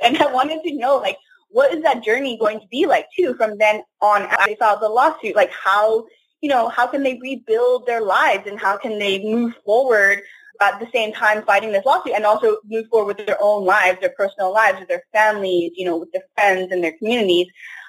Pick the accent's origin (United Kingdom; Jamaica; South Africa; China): China; also born or lived in Canada; now in United States; as an immigrant, growing up in China, as an immigrant in Canada and in the U.S.